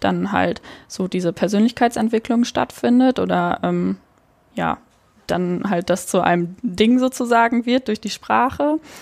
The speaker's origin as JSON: {"language": "German", "area": "Münsterland", "region": "North Rhine-Westphalia", "country": "Germany", "moved": "as an adult", "lives_now": "Cologne, Germany", "said": "Ich komme ursprünglich aus der Nähe von Münster, also aus hm, Münsterland."}